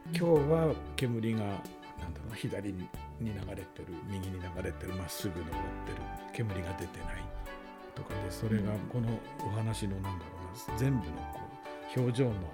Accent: Aomori, Japan; まあまあ僕は全然ねあの青森出身だしあのにしても寒かったけど、

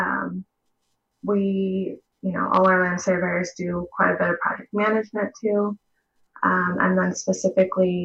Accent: Central California, United States; I've been in California my whole life, mainly Central California

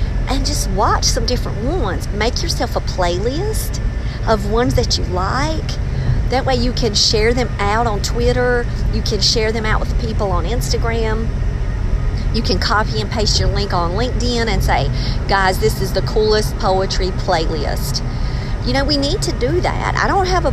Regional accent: Maxton, North Carolina, United States; now in Raleigh, United States; I'm from Max, and we didn't have this kind of stuff back where I'm from

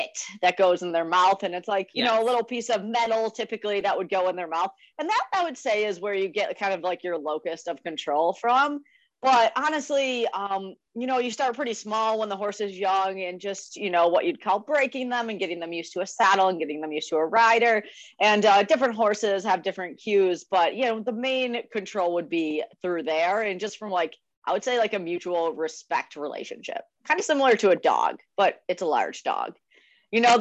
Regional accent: Western New York, United States; moved away as an adult; now in North Carolina, United States; I grew up in a lot of places throughout Western New York, but I rodeoed all through high school

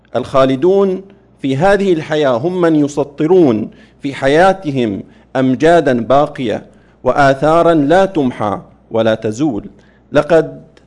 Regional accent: Saudi Arabia; في بلادنا المملكة العربية السعودية

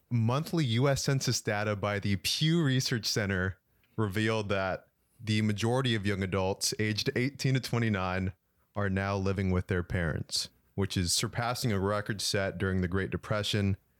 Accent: San Jose, California, United States; I'm from San Jose

